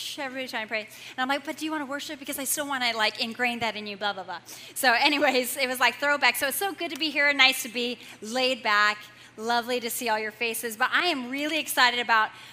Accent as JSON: {"language": "English", "region": "Southern Illinois", "country": "United States", "tie": "born or raised there", "said": "I grew up in Southern Illinois"}